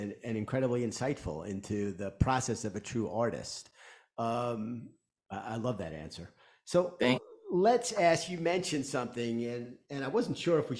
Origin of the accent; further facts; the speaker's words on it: New York, United States; I'm a New Yorker